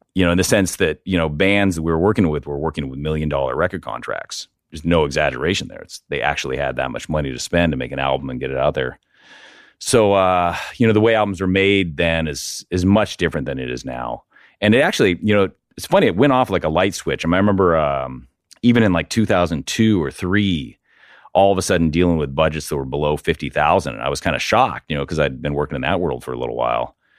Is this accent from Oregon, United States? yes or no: yes; Portland, Oregon, United States; also born or lived in California; I'm from Portland, right? I, you know, I grew up here in Portland